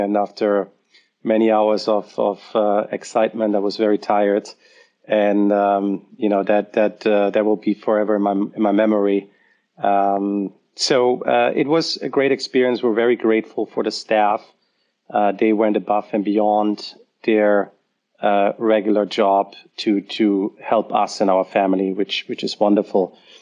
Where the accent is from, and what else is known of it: Germany; born or raised there